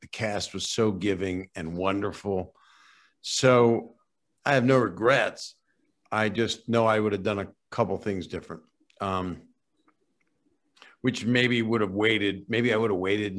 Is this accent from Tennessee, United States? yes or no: no; Philadelphia, Pennsylvania, United States; moved away as an adult; now in Los Angeles, United States; I lived at home. And then when I got out of college, I moved to LA from Philadelphia